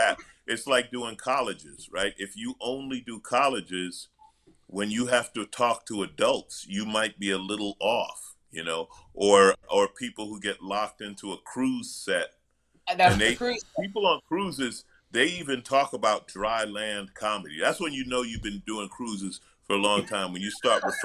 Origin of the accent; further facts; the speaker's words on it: New York, United States; moved away; also born or lived in Los Angeles; I'm from New York, but my career, I started